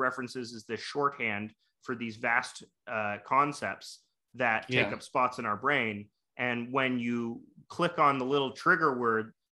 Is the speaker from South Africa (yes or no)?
no; Canada; I'm Canadian